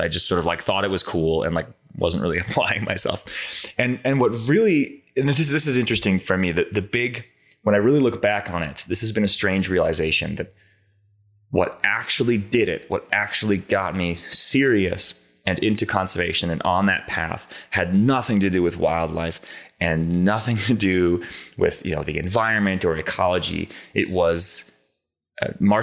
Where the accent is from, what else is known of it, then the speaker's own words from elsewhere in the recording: Boston, Massachusetts, United States; now in Montana, United States; I grew up in the Boston metro area in Massachusetts, Eastern Mass.